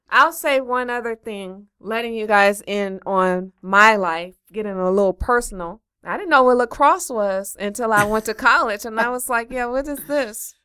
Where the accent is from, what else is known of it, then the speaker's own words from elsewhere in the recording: Los Angeles, California, United States; I'm from Los Angeles.